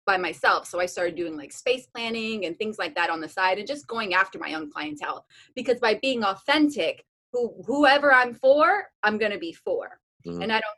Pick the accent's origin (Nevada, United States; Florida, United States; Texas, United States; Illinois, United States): Nevada, United States; Las Vegas; moved away as an adult; also born or lived in Arkansas; growing up in Las Vegas my entire life